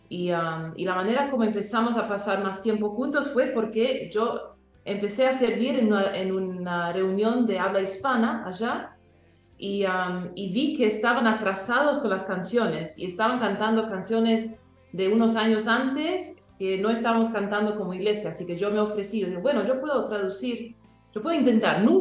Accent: Paraguay; first language English; Spanish is a second language; nací en Paraguay, pero nací hablando inglés en casa y alemán en la comunidad donde yo crecía, en la escuela, todo eso. Así que el español lo añadí después de esos lenguajes

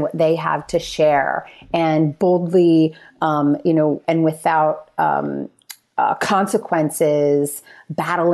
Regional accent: New Jersey, United States; moved away; also born or lived in Philadelphia; a few hours from my family in Philadelphia. We're from North Jersey

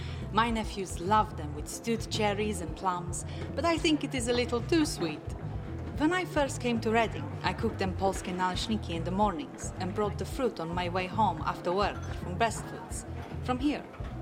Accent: Liszki, Lesser Poland, Poland; English is a second language; moved away as an adult; I grew up near Kraków, a village called Liszki, by a beautiful landscape park, enormous.

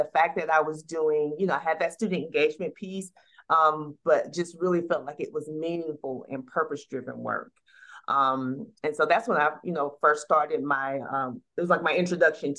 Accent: Atlanta, Georgia, United States; I was raised in the city of Atlanta. I graduated from a local high school here in the city of Atlanta

